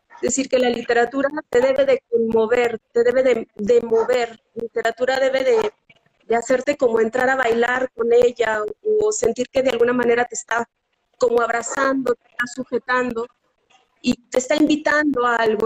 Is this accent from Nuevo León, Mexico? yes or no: no; Zacatecas, Mexico; yo soy de Zacatecas